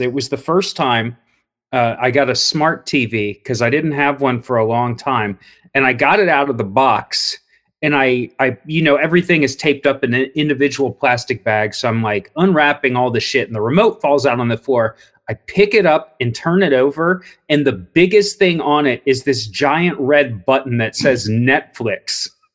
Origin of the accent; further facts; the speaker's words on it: Cincinnati, Ohio, United States; now in Columbus, United States; I grew up in Cincinnati